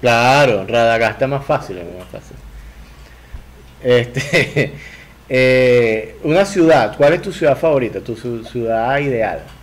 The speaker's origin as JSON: {"language": "Spanish", "country": "Venezuela", "tie": "born or raised there", "said": "Yo vengo de una cultura muy novelera en Venezuela, de gente que consumía mucha novela"}